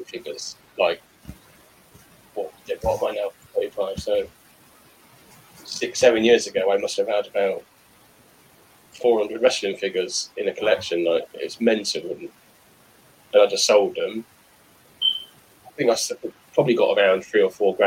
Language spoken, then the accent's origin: English; Cirencester, South West England, United Kingdom; also born or lived in Swindon / Middlewich / Essex / Southampton; now in Carterton, United Kingdom; I was born in Swindon, and from a young age I lived in the Cotswolds in a town called Cirencester.